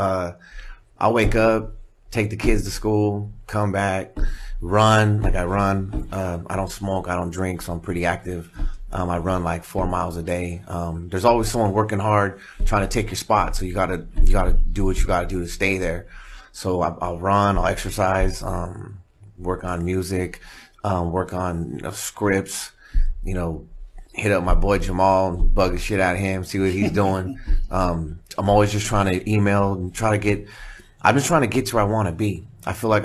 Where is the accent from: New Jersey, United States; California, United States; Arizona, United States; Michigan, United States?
California, United States; Redondo Beach; I'm from Redondo